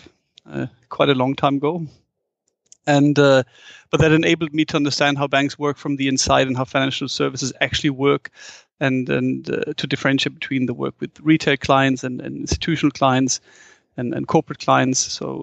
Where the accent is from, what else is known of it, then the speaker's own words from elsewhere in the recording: Frankfurt, Hesse, Germany; English is a second language; I'm born and raised in Frankfurt, and Frankfurt is one of the few European cities with a big skyline.